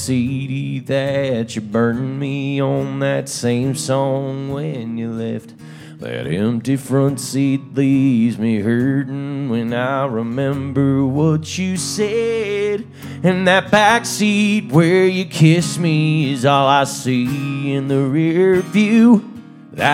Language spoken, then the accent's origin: English; Kansas, United States; We're both from Kansas, so we thought two Kansas boys would write this song.